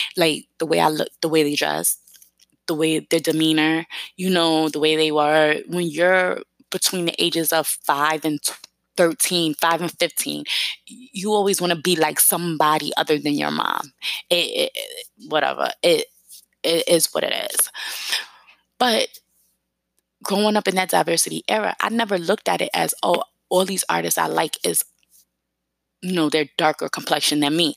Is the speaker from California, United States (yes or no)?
no; New York City, New York, United States; accent: New York; I grew up in East New York, Brooklyn, part of New York City, East New York, Brooklyn, Cypress Hills